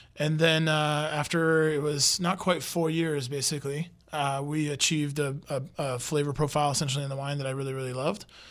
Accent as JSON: {"language": "English", "country": "United States", "said": "I'm American and I don't even speak French."}